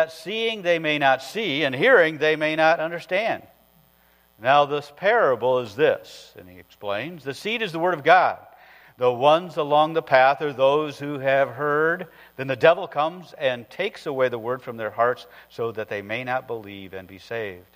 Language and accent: English; northern Iowa, United States; I grew up in the northern part of Iowa